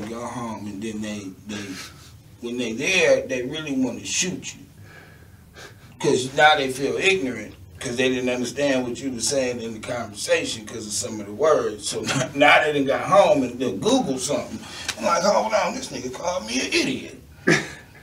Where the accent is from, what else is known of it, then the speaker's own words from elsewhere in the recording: New York City, New York, United States; moved away; also born or lived in Houston / Akron / Cleveland; I grew up in Brooklyn, New York, when I lived in Cleveland